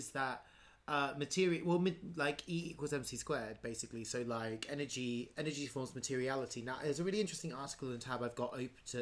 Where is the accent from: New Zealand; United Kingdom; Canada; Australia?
United Kingdom; England; I grew up. I think actually the technical term for what I grew up in is actually a hamlet. but we called it a village.